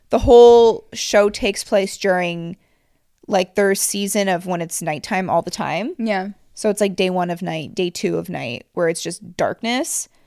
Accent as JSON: {"language": "English", "town": "Montreal", "region": "Quebec", "country": "Canada", "tie": "born or raised there", "said": "I'm actually so grateful that I grew up in Montreal."}